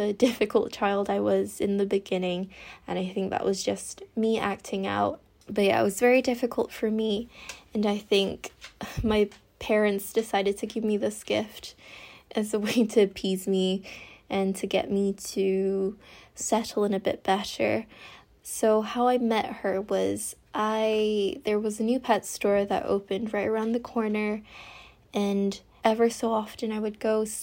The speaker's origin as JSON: {"language": "English", "country": "Macau", "tie": "born or raised there", "also_born_or_lived": "London, United Kingdom", "said": "I grew up in London since birth until I was 6, but my parents are originally from Macau, a place really close to Hong Kong, so they decided to move the whole family back to Macau when I was 6"}